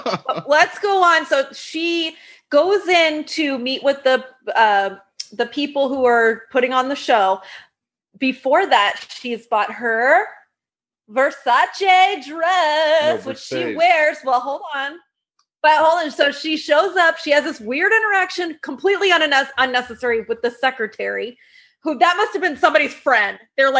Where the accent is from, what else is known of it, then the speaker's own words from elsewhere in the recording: Las Vegas, Nevada, United States; I grew up in Las Vegas